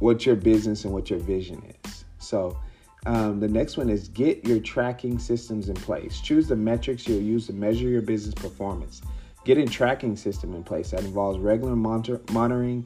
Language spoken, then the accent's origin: English; Mesquite, Texas, United States; also born or lived in Dallas; my hometown. Mesquite, Texas is right next to Dallas.